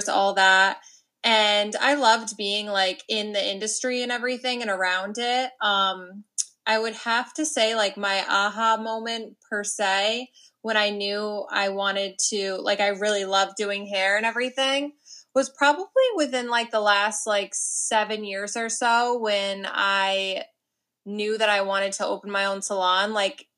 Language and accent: English; Amenia, New York, United States; also born or lived in Millbrook, New York; I grew up in Amenia, New York